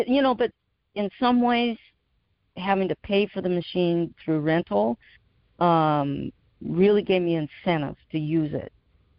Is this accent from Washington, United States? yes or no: yes; Seattle, Washington, United States; moved away as an adult; now in Cape Cod, United States; I'm 62 years old, and I grew up in Seattle, Washington. But I've been living in Cape Cod, Massachusetts for 30 plus years with my husband, raised three children here.